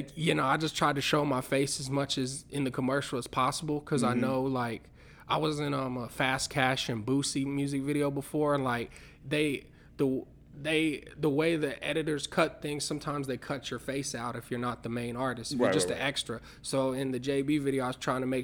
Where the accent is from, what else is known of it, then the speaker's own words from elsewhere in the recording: Canyon Lake, Texas, United States; moved away; I'm actually from a little town called Canyon Lake, Texas